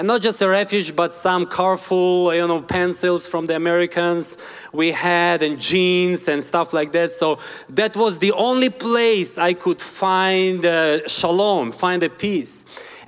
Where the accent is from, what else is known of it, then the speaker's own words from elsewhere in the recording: Ukraine; English is a second language; I'm originally from Ukraine. I want to tell you just a little bit of my story, where I come from. So I'm from very poor family in a, in a very poor, poor neighborhood.